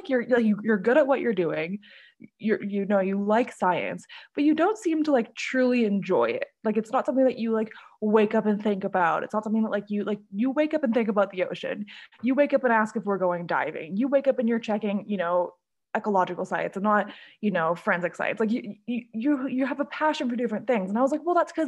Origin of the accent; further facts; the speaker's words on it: Honolulu, Hawaii, United States; also born or lived in Canada; I was born in Canada, but I was raised in Hawaii. So I moved to Hawaii as a little kid and have grown up there, done all my schooling there